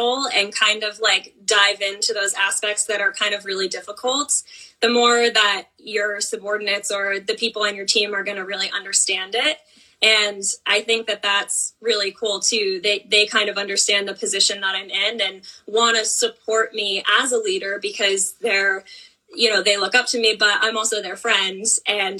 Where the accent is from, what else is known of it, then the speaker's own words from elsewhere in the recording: Blackstone-Millville, Massachusetts, United States; I was a part of the Blackstone Millville Regional Marching Band